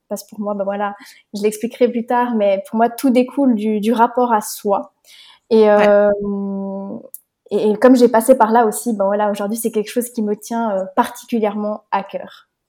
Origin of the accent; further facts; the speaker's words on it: Switzerland; moved away as an adult; also born or lived in Romania; je viens de Suisse. Je suis née en Suisse et actuellement, je suis nomade.